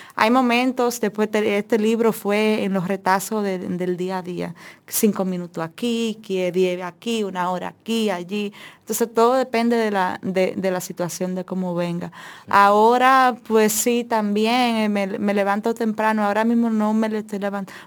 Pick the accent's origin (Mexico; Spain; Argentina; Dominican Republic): Dominican Republic; quienes somos dominicanos